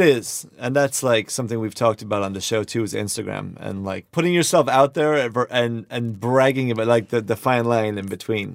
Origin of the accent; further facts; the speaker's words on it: Ireland; now in Los Angeles, United States; I am from Ireland